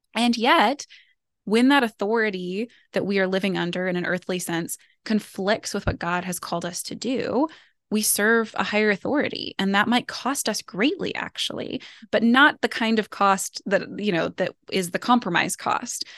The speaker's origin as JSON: {"language": "English", "country": "United States", "said": "as an American"}